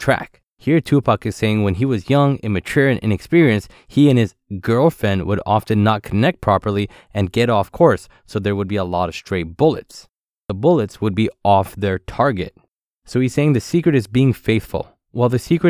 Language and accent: English; Ottawa, Ontario, Canada; growing up in Ottawa.